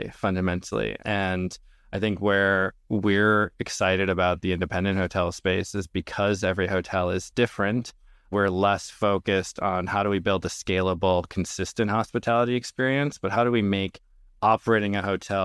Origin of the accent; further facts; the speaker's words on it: Minnesota, United States; I grew up in Minnesota to Lebanese immigrant parents